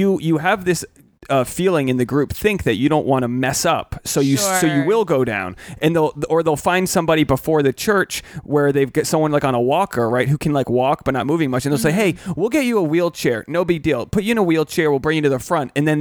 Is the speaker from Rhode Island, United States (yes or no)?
yes; Portsmouth, Rhode Island, United States; my hometown was all Catholics. It's New England's all Catholic.